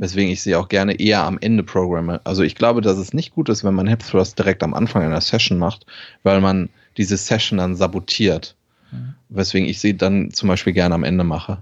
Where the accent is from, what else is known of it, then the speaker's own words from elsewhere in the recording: Germany; als Deutscher